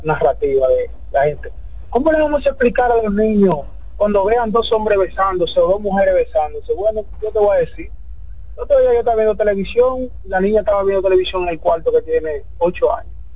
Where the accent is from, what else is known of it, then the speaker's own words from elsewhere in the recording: Santo Domingo, Distrito Nacional, Dominican Republic; yo me crié en Villa Consuelo